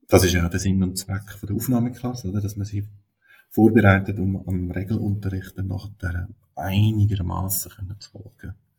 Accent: Switzerland; bei uns in der Schweiz eine zusätzliche Schwierigkeit ist, dass wir da Schriftdeutsch lehren im Unterricht

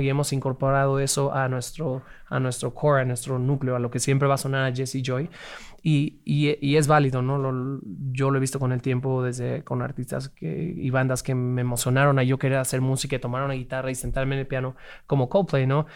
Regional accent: Mexico City, Mexico; Crecimos y nacimos en la, Ciudad de México

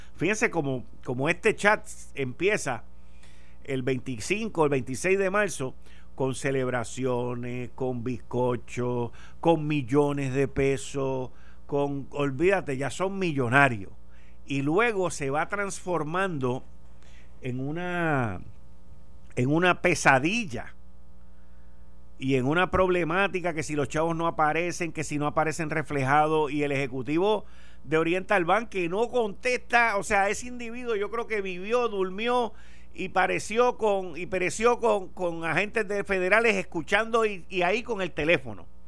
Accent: Puerto Rico; Somos una isla caribeña

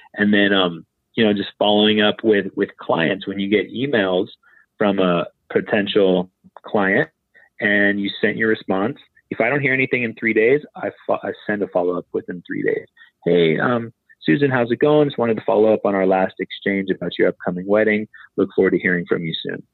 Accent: Maui, Hawaii, United States; I'm from Maui, I'm a photographer.

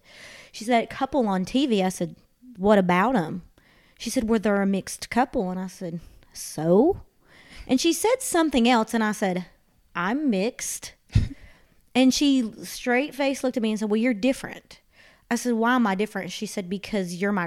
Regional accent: Eastern Kentucky, United States; my mom's from the Philippines and I grew up in Eastern Kentucky, and it's just all, especially the town I grew up, it's all white people.

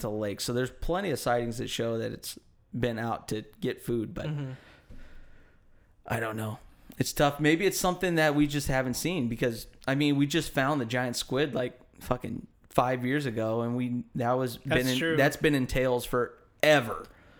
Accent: Hayward, California, United States; also born or lived in Oakland; I'm from Hayward.

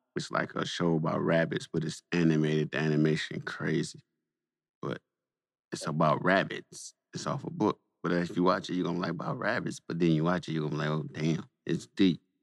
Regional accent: Saginaw, Michigan, United States; I'm from Saginaw

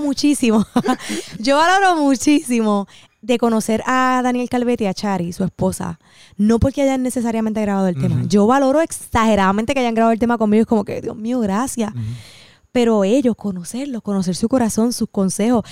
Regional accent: Cidra, Puerto Rico; yo soy de Sidra

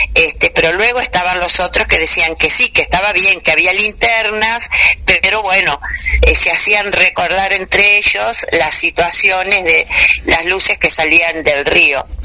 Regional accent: Victoria, Entre Ríos, Argentina; Yo nací en Victoria, que es acá provincia de Entre Ríos, este, y desde muy niña estuve rodeada tanto por mi padre como mis abuelos

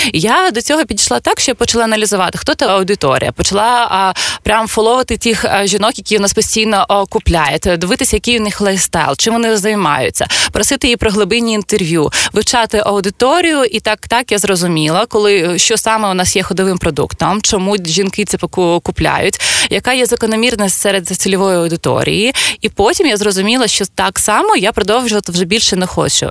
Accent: Zaporizhzhia, Zaporizhzhia Oblast, Ukraine; moved away as an adult; now in Kyiv, Ukraine; я родом з Запоріжжя

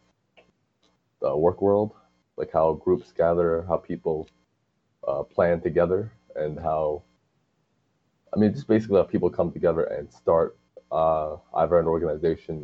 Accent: Hartsdale, New York, United States; I'm actually from Hartsdale

